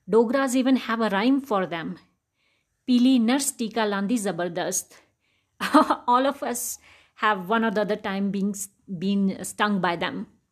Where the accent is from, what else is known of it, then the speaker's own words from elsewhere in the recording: Jammu, Jammu and Kashmir, India; I grew up in Jammu